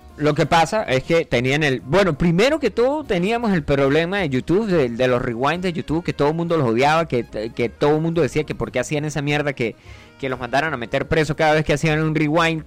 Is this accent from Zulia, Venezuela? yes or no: no; Santa Bárbara, Barinas, Venezuela; moved away; also born or lived in Colombia; yo trabajé en Santa Bárbara, viví en Santa Bárbara y de hecho yo nací allá en Santa Bárbara de Barinas